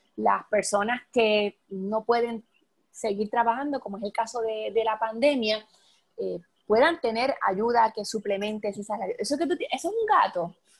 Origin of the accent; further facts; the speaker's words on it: Adjuntas, Puerto Rico; cerca de donde yo soy, eh, de Adjunta